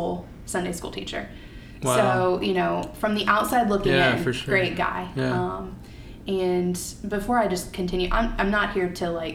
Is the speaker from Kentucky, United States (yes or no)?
yes; Kentucky, United States; born or raised there; moved away as an adult